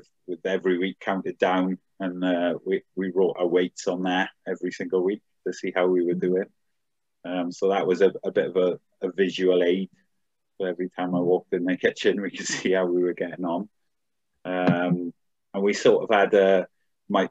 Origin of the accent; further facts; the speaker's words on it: Swansea, Wales, United Kingdom; I'm from Swansea.